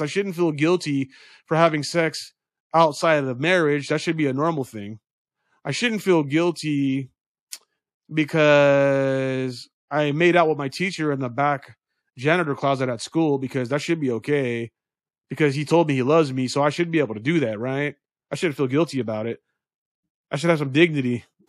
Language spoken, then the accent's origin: English; United States; we as American citizens